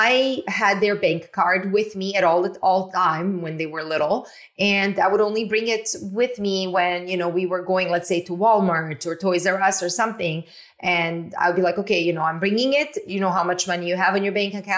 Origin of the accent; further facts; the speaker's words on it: Canada; I'm from Canada